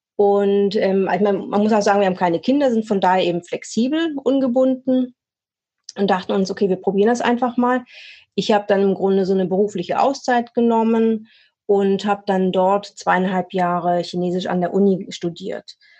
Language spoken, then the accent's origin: German; Swabia, near Stuttgart, Baden-Württemberg, Germany; moved away as an adult; now in Hamburg, Germany; Ursprünglich komme ich aus dem Schwabenländle ähm, in der Nähe von Stuttgart, lebe jetzt aber auch schon seit über zehn Jahren, so ein bisschen mit Unterbrechungen, hier im schönen Hamburg